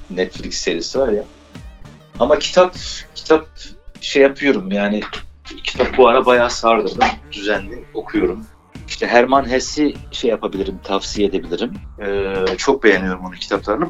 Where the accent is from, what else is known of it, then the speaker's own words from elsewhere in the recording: Erzincan, Turkey; Biz Erzincanlıyız